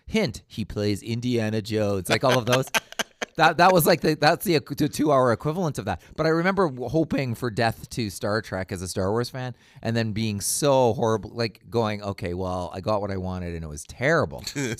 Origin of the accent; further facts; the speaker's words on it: Canada; And I'm Canadian, so yeah, yeah, okay. I go default. Default is Jean Chrétien accent every time you see.